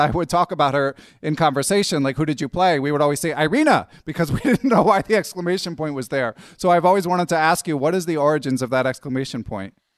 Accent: Philadelphia, Pennsylvania, United States; I grew up in Philly, I used to play in New York a fair amount

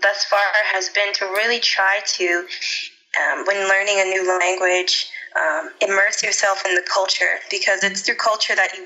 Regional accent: St. Louis, Missouri, United States; I grew up in St. Louis, Missouri.

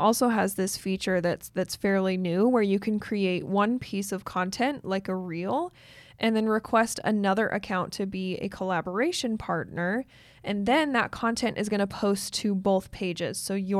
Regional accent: Utah, United States; Like I'm from Northern Utah, so I used to live close to Idaho Falls.

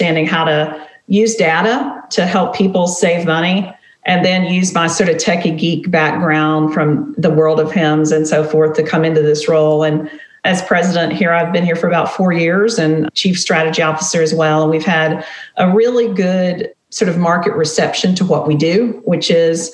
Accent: Tennessee and North Carolina, Southeast, United States; now in Nashville, United States; I grew up in the Southeast. I grew up in Tennessee and North Carolina, and my dad was a preacher

